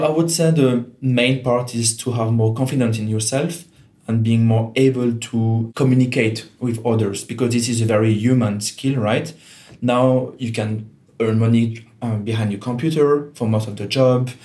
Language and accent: English; Geneva, Switzerland; first language French; English is a second language; moved away as an adult; also born or lived in Germany; now in Portugal; I'm from Geneva in Switzerland, which is a very international city.